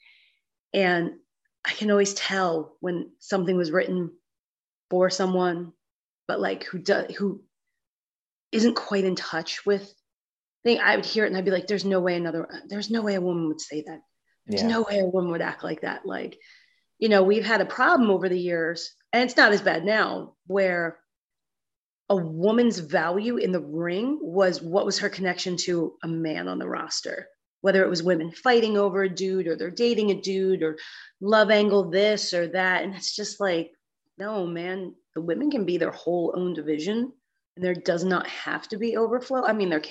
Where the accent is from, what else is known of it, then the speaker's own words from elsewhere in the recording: Pennsylvania, United States; growing up in Pennsylvania